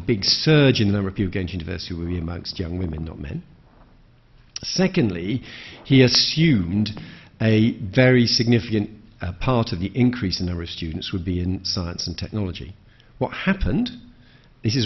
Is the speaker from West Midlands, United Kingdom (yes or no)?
yes; Birmingham, West Midlands, United Kingdom; I come from Birmingham